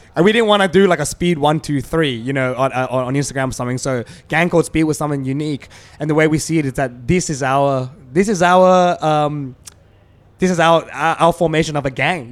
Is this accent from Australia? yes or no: yes; Australia; We're Asian Australian